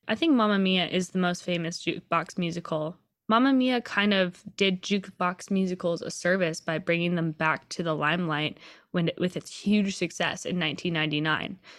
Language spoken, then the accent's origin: English; Seattle, Washington, United States; I grew up in Seattle where there is literally a giant, concrete, scary looking troll under one of our big bridges.